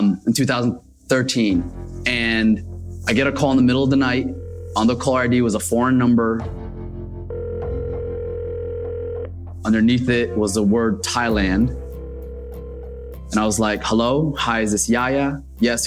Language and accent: English; Paterson, New Jersey, United States; also born or lived in Mecca, Saudi Arabia; I actually grew up in Paterson, New